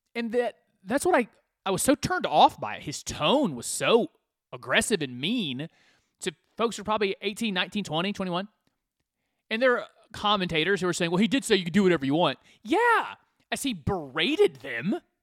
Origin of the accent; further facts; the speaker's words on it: United States; I'm an American.